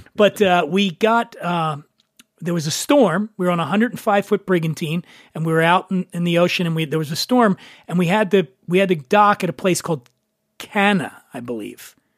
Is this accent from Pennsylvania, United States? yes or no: yes; Philadelphia, Pennsylvania, United States; Where I grew up in Philly, most of my neighborhood was Italian and Irish